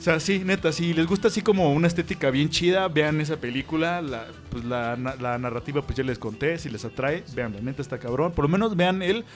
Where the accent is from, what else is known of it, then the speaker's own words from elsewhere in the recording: Mexico; aquí en México todos somos mexicanos